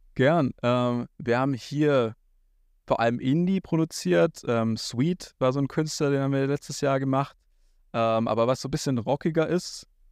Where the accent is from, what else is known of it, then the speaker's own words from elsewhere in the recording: a village a bit north of Ulm, Baden-Württemberg, Germany; moved away as an adult; now in Berlin, Germany; dort, wo ich aufgewachsen bin, auf dem Dorf, ein bisschen nördlich von Ulm.